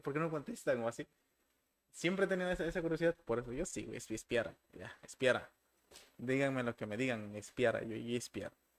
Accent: Tuxtla Gutiérrez, Chiapas, Mexico; soy de Tuxla

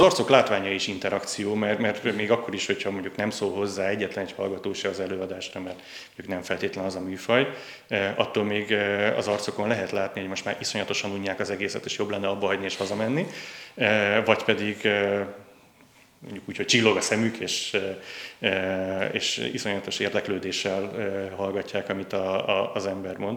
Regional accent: Budapest, Hungary; also born or lived in Győr, Hungary; budapesti vagyok, és főként Budapesten éltem, de Győrben jártam gimnáziumban

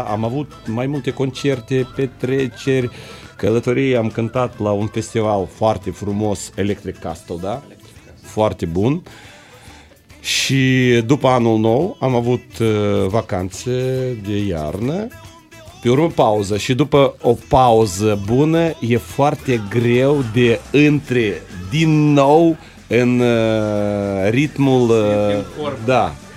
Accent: Strășeni, Strășeni District, Moldova; noi suntem din Strășeni, adică un orașel mic lângă Chișinău

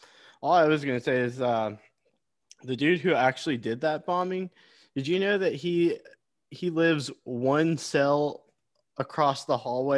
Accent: Tennessee, United States; my home state of Tennessee

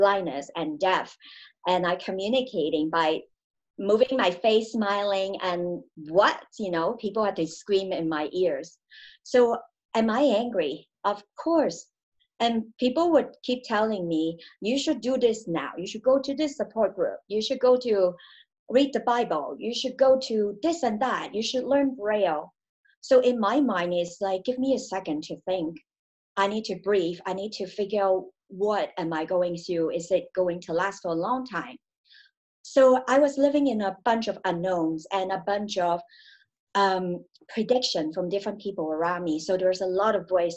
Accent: Hong Kong; I grew up in Hong Kong.

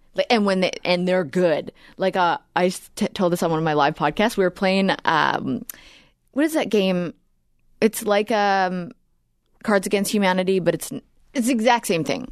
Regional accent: Edmonton, Alberta, Canada; we're from, uh, Edmonton.

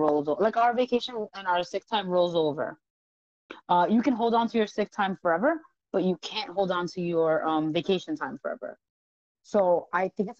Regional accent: New York, United States; I am a New Yorker.

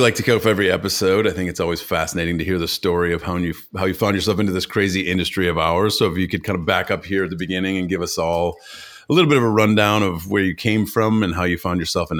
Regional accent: Ohio, United States; moved away; I'm from Ohio originally

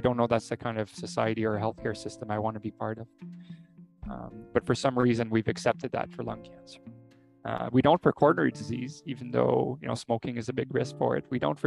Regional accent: Canada; I, as a Canadian

